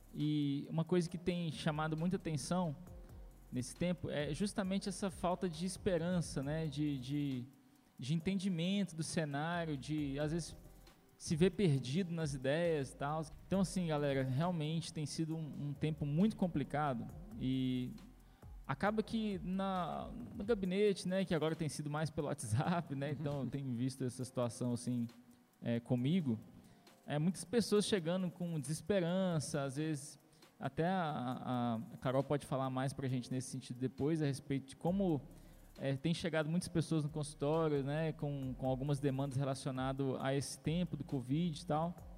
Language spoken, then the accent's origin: Portuguese; Governador Valadares, Minas Gerais, Brazil; nós somos de Governador Valadares